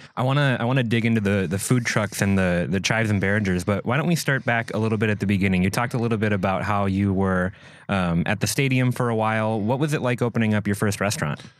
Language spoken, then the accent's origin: English; Minneapolis, Minnesota, United States; now in Door County, United States; I'm from Minneapolis originally